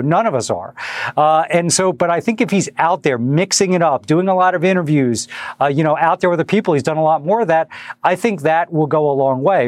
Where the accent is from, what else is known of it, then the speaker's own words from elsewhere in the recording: Delaware, United States; I grew up in Delaware